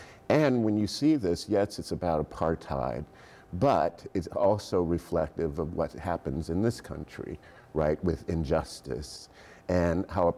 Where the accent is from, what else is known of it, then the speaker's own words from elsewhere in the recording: Miami, Florida, United States; But it was a work that I saw when I was growing up in Miami in Liberty City, and we were bused to a student performance